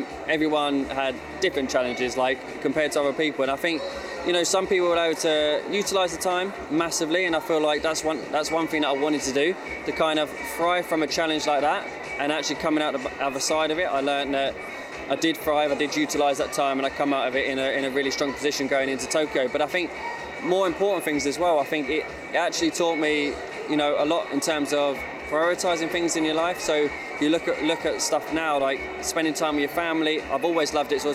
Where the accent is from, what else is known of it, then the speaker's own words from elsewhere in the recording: Hemel Hempstead, East of England, United Kingdom; I was born in my hometown of Hemel Hempstead, where my parents still live now.